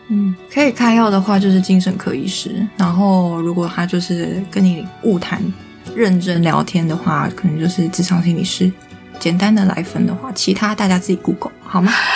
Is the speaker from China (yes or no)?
no; Taiwan; 在台湾，身为一个台湾人